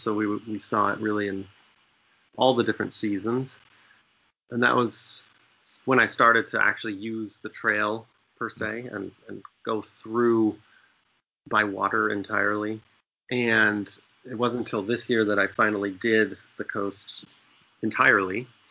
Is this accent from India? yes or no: no; Maine, United States; also born or lived in Zambia; I grew up in Maine and I never had a boat growing up